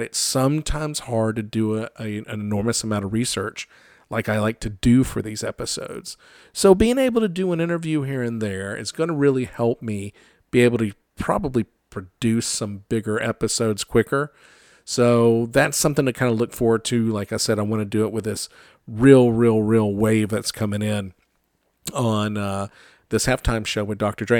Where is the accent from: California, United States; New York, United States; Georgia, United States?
Georgia, United States; I'm from Georgia